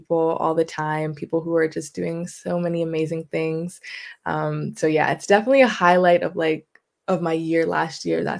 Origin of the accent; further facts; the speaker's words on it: Vancouver, British Columbia, Canada; also born or lived in Coquitlam; I'm from Vancouver